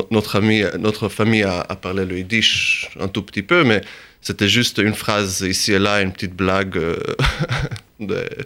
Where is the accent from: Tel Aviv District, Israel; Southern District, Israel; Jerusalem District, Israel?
Jerusalem District, Israel; Jerusalem; moved away as an adult; also born or lived in Texas / United States; now in Paris, France; je suis rentré en Israël quand j'avais 5 ans. Donc, à partir entre 5 et 19 ans, euh, je vivais à Jérusalem